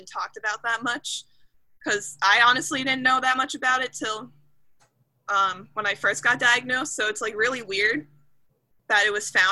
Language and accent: English; East Lyme, Connecticut, United States; I'm in East Lyme, Connecticut